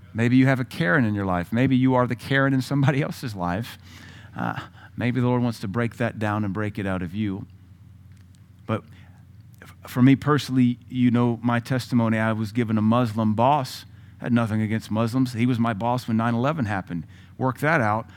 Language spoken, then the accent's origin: English; United States; also born or lived in Tennessee / Louisiana; I'm from Louisiana and Tennessee